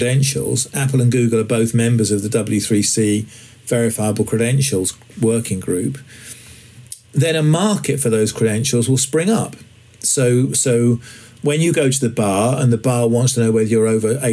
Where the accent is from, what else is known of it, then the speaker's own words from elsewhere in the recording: England, United Kingdom; I'm English